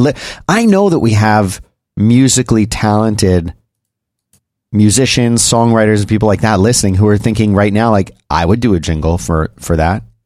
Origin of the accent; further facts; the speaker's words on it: Philadelphia, Pennsylvania, United States; I was born and raised in Philadelphia